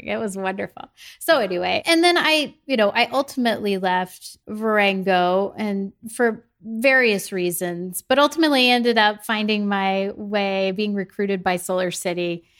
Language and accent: English; the Midwest, the Show Me State, Missouri, United States; I'm from the Midwest. I grew up in a small town of 10,000 people